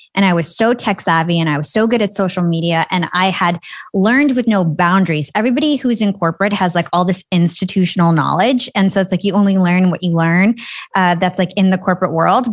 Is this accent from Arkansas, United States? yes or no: no; New Jersey, United States; So I am from New Jersey. I'm Palestinian. I grew up in, like, a middle-class town